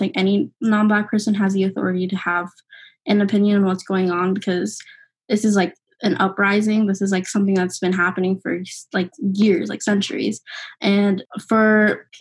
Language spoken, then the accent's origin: English; Arizona, United States; I'm from Arizona.